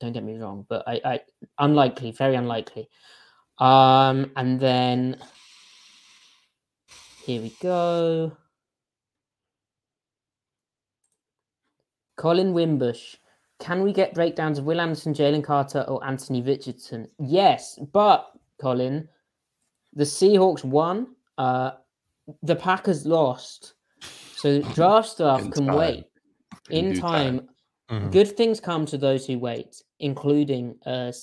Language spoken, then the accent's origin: English; United Kingdom; Where am I from? Britain